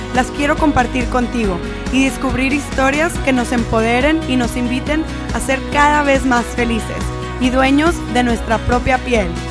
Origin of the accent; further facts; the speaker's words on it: Monterrey, Nuevo León, Mexico; moved away; el mismo lugar donde yo crecí